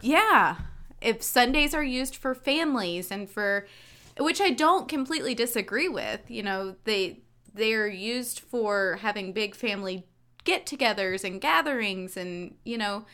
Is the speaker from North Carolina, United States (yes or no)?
yes; North Carolina, United States; I was raised in North Carolina